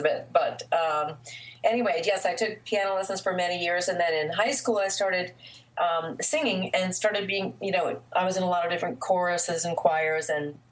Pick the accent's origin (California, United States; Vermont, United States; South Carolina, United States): Vermont, United States; now in Atlanta, United States; I was born in Vermont